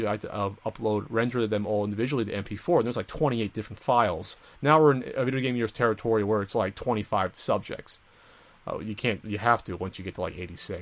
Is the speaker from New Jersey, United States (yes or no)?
yes; New Jersey, United States; moved away as an adult; we're both from Jersey